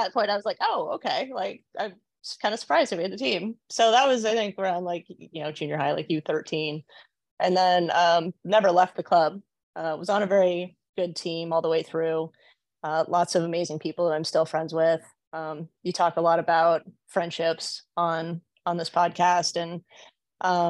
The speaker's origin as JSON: {"language": "English", "area": "Portland area", "region": "Oregon", "country": "United States", "tie": "born or raised there", "also_born_or_lived": "Berkeley, California", "said": "I'm from the Portland area. I'm from Oregon, and I still live in Oregon"}